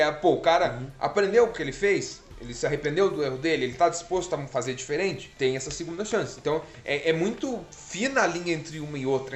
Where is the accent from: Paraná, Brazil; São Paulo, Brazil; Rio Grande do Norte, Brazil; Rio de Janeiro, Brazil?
Paraná, Brazil; Pitanga; na época de escola, assim, é, a gente... Pitanga tinha muitos bairros